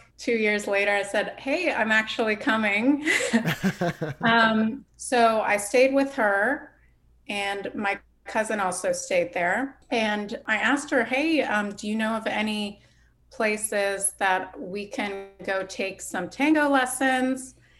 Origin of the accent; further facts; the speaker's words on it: Iowa, United States; moved away; also born or lived in Columbus, Ohio / Australia / Los Angeles; So I actually was born in Iowa. And my dad is Australian. And that's why I have an Australian passport, but was growing up in Iowa, and he was teaching at Iowa State. And then he got offered a job at Ohio State. So we moved to Columbus.